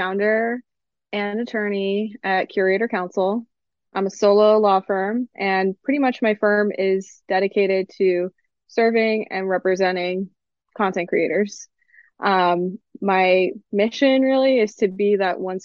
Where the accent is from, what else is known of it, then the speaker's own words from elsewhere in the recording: Miami, Florida, United States; moved away as an adult; now in Central New York, United States; I'm a Miami girl. So I grew up in Miami, born and raised. I'm Cuban American and proud.